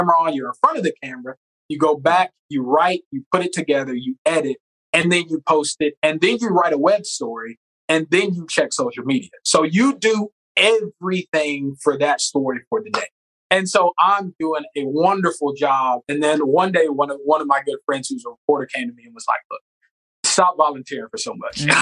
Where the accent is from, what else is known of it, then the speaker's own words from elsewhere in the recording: the South, United States; So I'm from the South where we have project, like, so they send me to the ghetto.